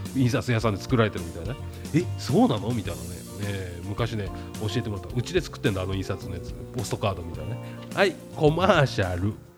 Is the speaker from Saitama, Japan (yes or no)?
yes; Saitama, Japan; 俺も埼玉県民ですけども